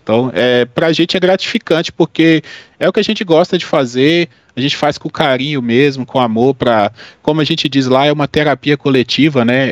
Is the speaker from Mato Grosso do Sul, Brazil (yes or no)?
no; Minas Gerais, Brazil; also born or lived in Bahia; sou de Minas, eu morei dois anos na Bahia para fazer um mestrado